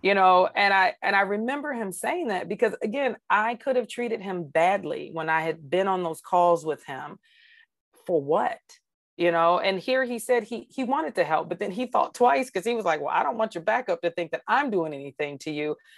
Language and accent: English; Georgia, United States; now in Arizona, United States; I grew up in Georgia where we have clouds